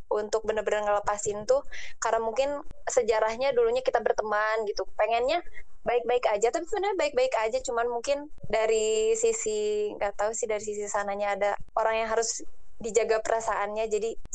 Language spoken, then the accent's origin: Indonesian; Garut, West Java, Indonesia; jadi awalnya itu dulu ada gue kan dari Garut tuh